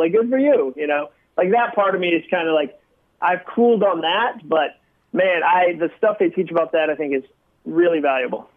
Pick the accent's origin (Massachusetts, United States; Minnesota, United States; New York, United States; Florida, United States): Massachusetts, United States; now in Nashville, United States; I came from Massachusetts. I grew up there